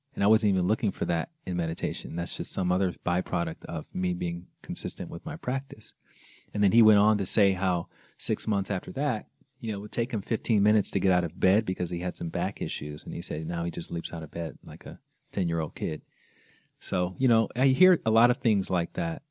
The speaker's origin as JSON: {"language": "English", "region": "Alabama", "country": "United States", "tie": "born or raised there", "said": "I grew up in Alabama"}